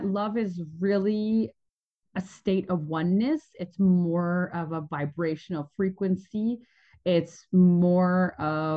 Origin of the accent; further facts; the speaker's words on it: Canada; moved away as an adult; I was born in Canada. And I had the opportunity of having quite a turbulent childhood that really led me to be a traveler really young. So when I was 20, I left